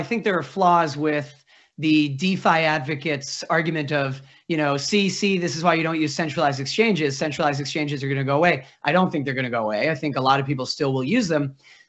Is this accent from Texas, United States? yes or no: no; Massachusetts, United States; I'm from Massachusetts, and my parents live in Newton, Mass.